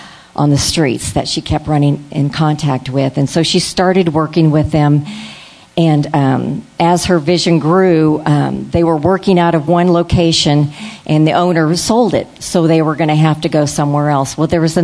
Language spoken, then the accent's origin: English; Florida, United States; I'm from Florida